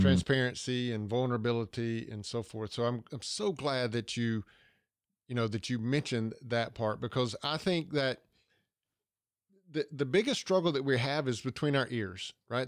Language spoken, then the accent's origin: English; Georgia, United States; accent: Southern